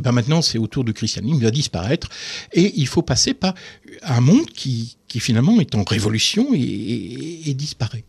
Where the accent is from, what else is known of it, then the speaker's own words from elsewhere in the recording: the North, Hauts-de-France, France; now in Moselle, France; je suis originaire du Nord